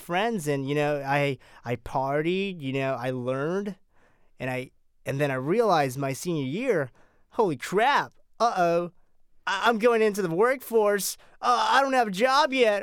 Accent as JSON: {"language": "English", "region": "California", "country": "United States", "said": "I'm from California"}